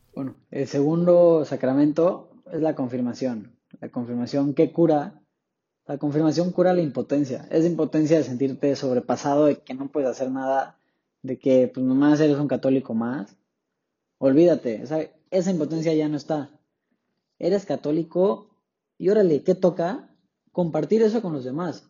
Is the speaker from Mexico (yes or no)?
yes; Tapachula, Chiapas, Mexico; soy originario de Tapachula, Chiapas, hasta el sur de México